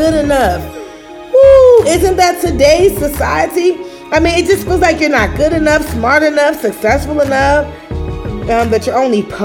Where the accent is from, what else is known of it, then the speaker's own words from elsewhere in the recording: Chicago, Illinois, United States; now in Atlanta, United States; I'm from Chicago. I live in Atlanta. You know, I'm a cool chick from the South Side.